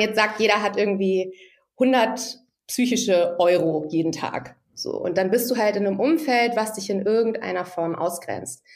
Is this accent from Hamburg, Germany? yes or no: yes; Hamburg, Germany; moved away as an adult; also born or lived in Ludwigsburg; Ich komme ja eigentlich aus Hamburg oder bin da aufgewachsen.